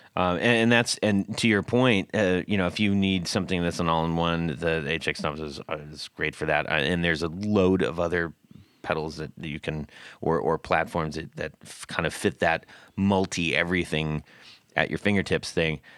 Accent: California, United States; I grew up in California

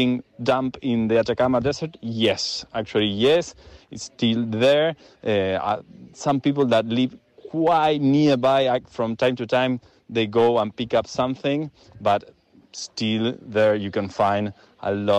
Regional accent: Argentina; I'm Argentinian journalist

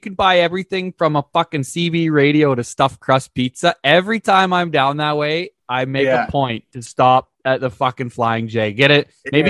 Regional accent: Uxbridge, Ontario, Canada; I'm from Uxbridge, Ontario

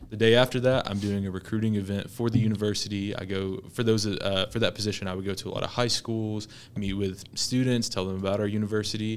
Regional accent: Dalton, Georgia, United States; moved away as an adult; also born or lived in Cleveland, Tennessee; now in Knoxville, United States; I'm originally from Dalton, Georgia

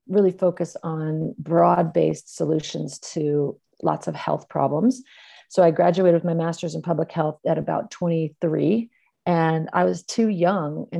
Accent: California, United States; I grew up in California, and I was one of four kids in a family

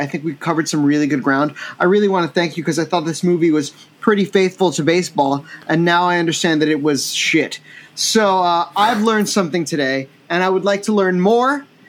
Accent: Florida, United States; I'm from Florida.

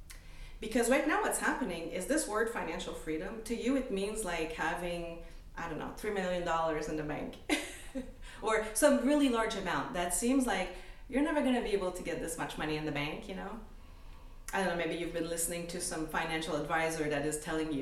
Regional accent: Canada; moved away as an adult; now in United States; I'm Canadian, I'm French-Canadian. I came to the US 20 years ago.

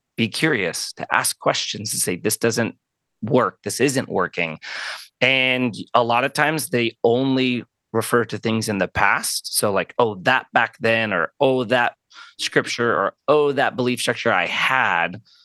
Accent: Arizona, United States; born and raised in Arizona. Been here my whole life

